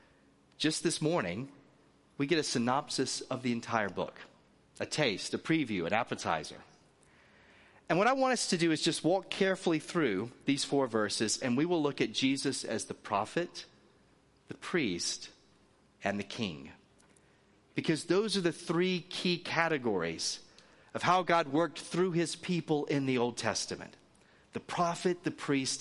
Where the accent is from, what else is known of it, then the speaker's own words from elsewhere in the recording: Northwest Florida, United States; accent: Southern; moved away as an adult; also born or lived in North Carolina / Virginia; now in Southern California, United States; I'm originally from the South, and so occasionally a Southern accent will come out very strongly, and you'll hear that. I'm originally from Northwest Florida.